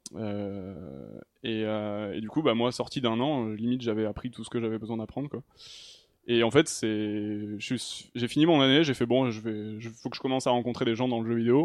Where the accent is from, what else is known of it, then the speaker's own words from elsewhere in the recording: Toulouse, Occitania, France; moved away as an adult; also born or lived in Paris; now in Montpellier, France; de Toulouse à la base